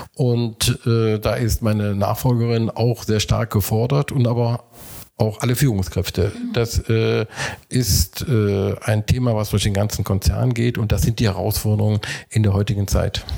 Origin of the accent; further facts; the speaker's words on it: Mönchengladbach, North Rhine-Westphalia, Germany; also born or lived in Gelsenkirchen; now in Korschenbroich, Germany; bin gebürtiger Mönchengladbacher